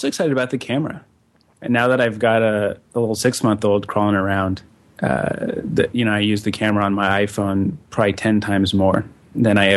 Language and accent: English; Denver, Colorado, United States; now in Kansas City, United States; Denver, my hometown